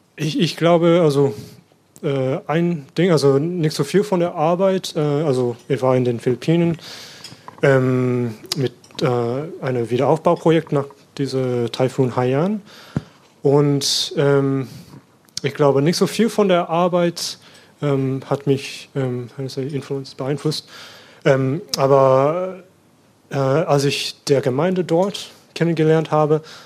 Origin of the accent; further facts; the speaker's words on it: Sydney, New South Wales, Australia; German is a second language; moved away as an adult; now in Germany; ich komme aus Australien und bin in Sydney äh, geboren und aufgewachsen